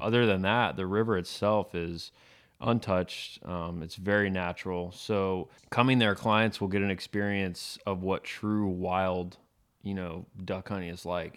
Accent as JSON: {"language": "English", "town": "Tarpon Springs", "region": "Florida", "country": "United States", "tie": "born or raised there", "said": "I was born and raised in Tarpon Springs, Florida, on the west coast of Florida, just outside of Tampa"}